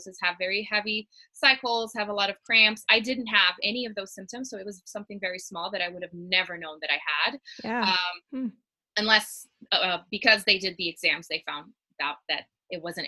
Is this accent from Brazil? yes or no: yes; Brazil; moved away as an adult; now in Colorado, United States; I'm originally from Brazil, born and raised, eventually married an American husband and moved to Colorado